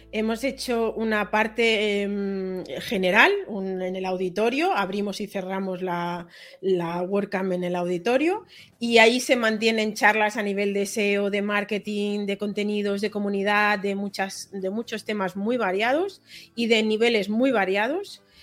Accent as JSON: {"language": "Spanish", "region": "Catalonia", "country": "Spain", "said": "Aquí somos catalanes"}